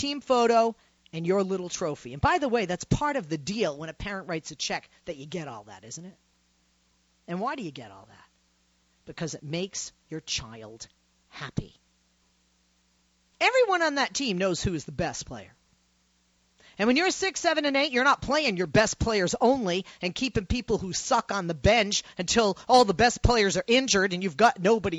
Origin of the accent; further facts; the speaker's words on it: Boston, Massachusetts, United States; I come from Boston, Massachusetts